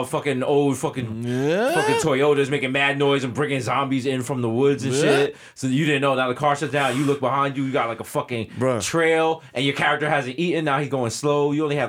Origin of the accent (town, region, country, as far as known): New York City, New York, United States; born or raised there